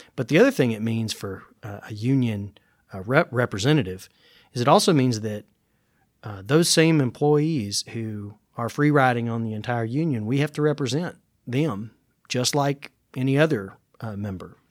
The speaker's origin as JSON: {"language": "English", "town": "Gallatin", "region": "Tennessee", "country": "United States", "tie": "born or raised there", "said": "growing up in Gallatin"}